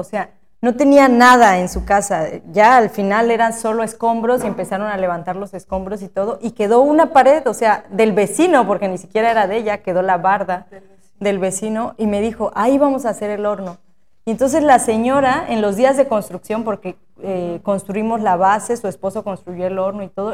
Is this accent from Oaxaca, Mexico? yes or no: yes; Asunción Ixtaltepec, Oaxaca, Mexico; also born or lived in Querétaro; quería regresar a Ixaltepec. Yo sabía que, iba a regresar, porque bueno, crecimos aquí